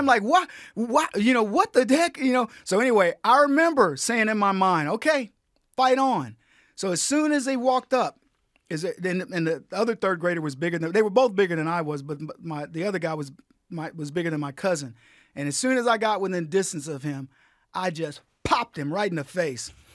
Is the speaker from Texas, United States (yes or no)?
yes; San Antonio, Texas, United States; this little kid growing up in San Antonio